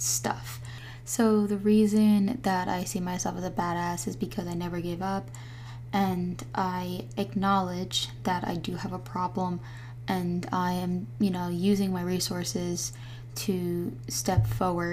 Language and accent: English; New Jersey, United States; moved away as an adult; now in Florida, United States; I'm from New Jersey